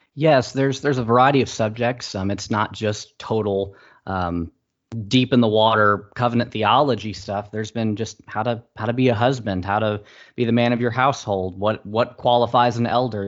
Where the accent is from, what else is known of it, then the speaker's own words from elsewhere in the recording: St. Louis, Missouri, United States; we're both from Saint Louis